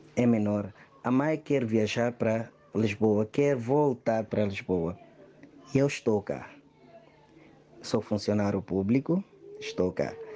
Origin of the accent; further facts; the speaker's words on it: Guinea-Bissau; sou guineense, casado com uma portuguesa há mais de três anos